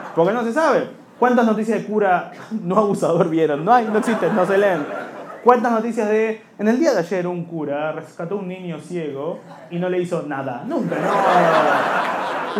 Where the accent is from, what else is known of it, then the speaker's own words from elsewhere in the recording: Buenos Aires, Argentina; Somos de Liniers